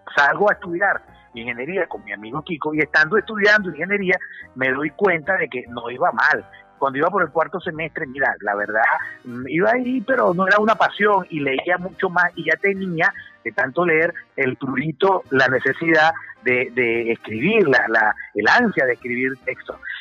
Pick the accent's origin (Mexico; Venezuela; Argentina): Venezuela; Caracas, Capital District; yo me mudé de Los Rosales, cerca de la bandera, a Caricuao en el año 75